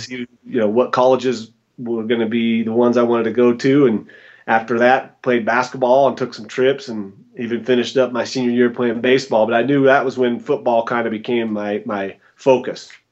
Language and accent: English; Boise, Idaho, United States; moved away as an adult; also born or lived in Smiley Creek, Idaho / Arizona / Denver, Colorado; now in Boulder, United States; I'm originally from Boise, Idaho, born and raised.